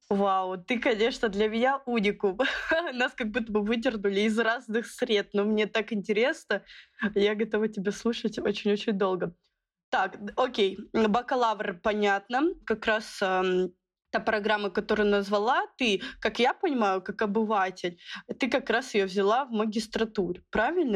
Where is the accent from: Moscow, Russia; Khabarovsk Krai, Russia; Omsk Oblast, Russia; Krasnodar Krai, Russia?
Khabarovsk Krai, Russia; Khabarovsk; Я сама из Дальнего Востока, из города Хабаровска.